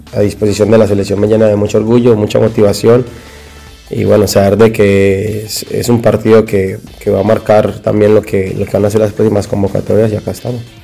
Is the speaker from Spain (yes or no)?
no; Colombia; como colombiano